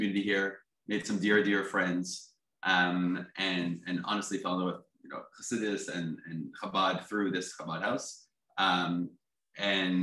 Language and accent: English; Teaneck, New Jersey, United States; moved away as an adult; also born or lived in East Village, New York; now in New York, United States; I grew up in Teaneck, New Jersey